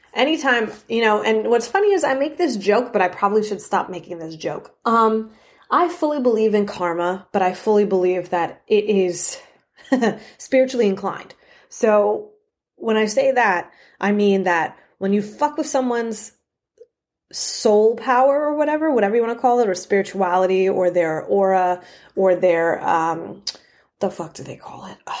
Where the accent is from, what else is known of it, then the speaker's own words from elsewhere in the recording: New York, United States; I'm from New York